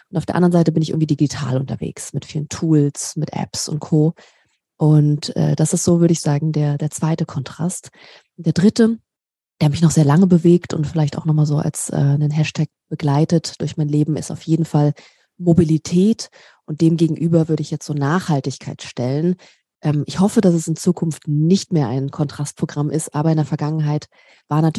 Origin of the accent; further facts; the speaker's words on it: Berlin, Germany; Ich komme ursprünglich ähm, aus Berlin, äh, bin Berliner Göre und liebe Großstädte.